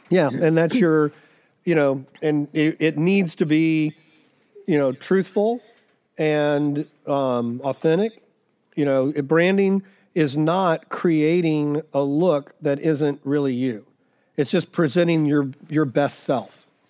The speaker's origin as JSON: {"language": "English", "town": "Dallas", "region": "Texas", "country": "United States", "tie": "born or raised there", "also_born_or_lived": "Missouri / Arizona", "moved": "yes", "lives_now": "Nashville, United States", "said": "I grew up in Dallas"}